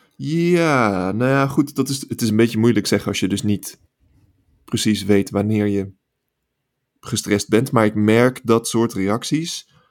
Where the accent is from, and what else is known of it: Netherlands; moved away as an adult; now in California, United States